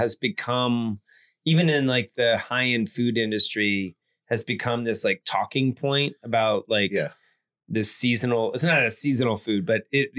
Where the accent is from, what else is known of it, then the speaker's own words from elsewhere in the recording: Atlanta, Georgia, United States; now in Austin, United States; my friends and I grew up in Atlanta, Georgia, we would walk to the McDonald's.